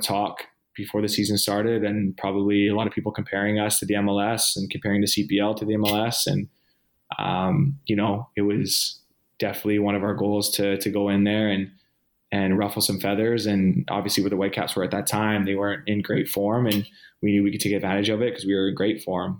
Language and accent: English; Vancouver, British Columbia, Canada; born or raised there; moved away